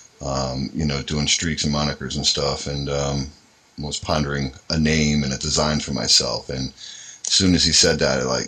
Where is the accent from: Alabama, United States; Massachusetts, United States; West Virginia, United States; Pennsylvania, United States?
Pennsylvania, United States; Allentown; in the area that I grew up in Allentown